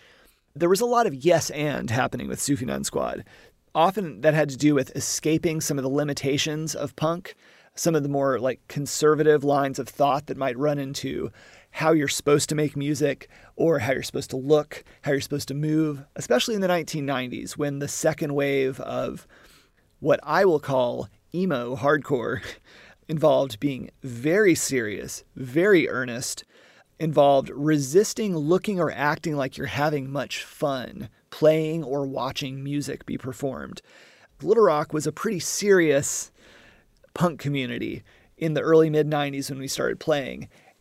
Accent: Southern United States, United States; But also, yeah, being a Southerner and being geographically very familiar with Alabama, Tennessee, Mississippi

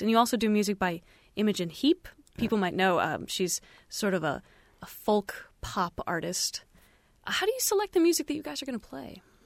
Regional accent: Bowling Green, Ohio, United States; we did grow up together. We're, we're both from Bowling Green, Ohio

